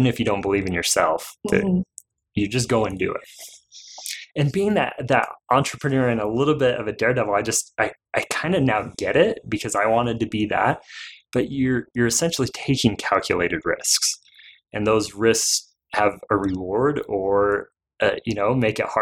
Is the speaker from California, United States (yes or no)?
no; Provo, Utah, United States; I grew up in here in Provo, just down the street